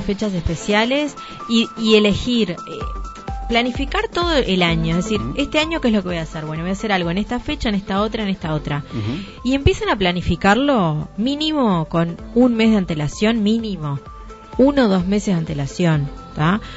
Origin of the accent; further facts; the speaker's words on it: Uruguay; Yo, por ejemplo, tengo doble nacionalidad, soy uruguaya y soy italiana.